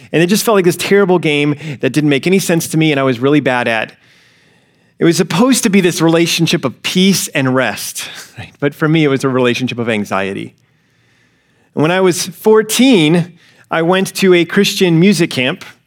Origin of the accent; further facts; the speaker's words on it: Alabama, United States; growing up in the South, I grew up in Alabama